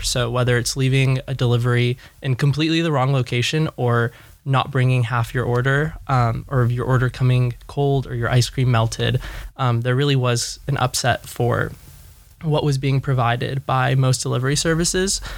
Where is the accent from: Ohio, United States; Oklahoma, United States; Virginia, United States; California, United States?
California, United States; Los Angeles; born and raised in Los Angeles